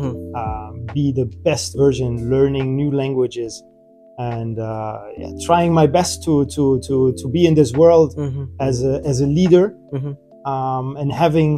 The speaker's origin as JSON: {"language": "English", "country": "Germany", "tie": "born or raised there", "moved": "as an adult", "lives_now": "Dubai, United Arab Emirates", "said": "So I was born and raised in Germany. Lived there for about 20 years of my life"}